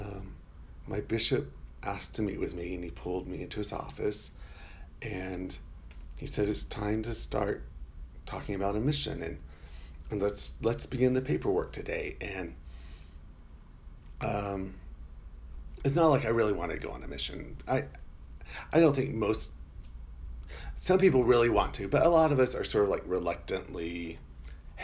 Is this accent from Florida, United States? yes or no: yes; Florida, United States; I'm from Florida